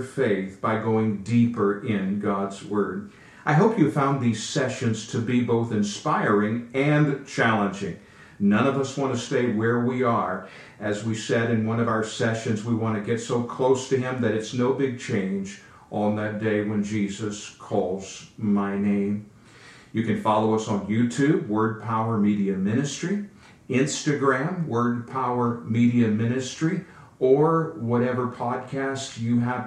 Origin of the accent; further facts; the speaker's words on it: Virginia, United States; moved away; also born or lived in Fort Worth, Texas; Virginia is my home, so I'm a Southern boy. I was raised with Southern values of etiquette